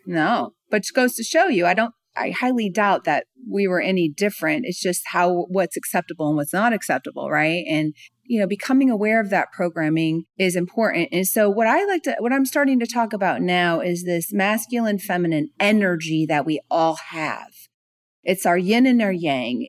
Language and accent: English; California, United States; now in Atlanta, United States; I'm from California, so, you know, we're very active over there. I live in Atlanta, Georgia now